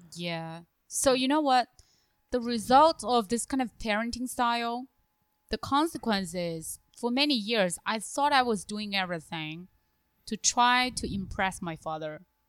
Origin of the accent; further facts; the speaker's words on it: China; moved away; my hometown city, or the capital city of my hometown province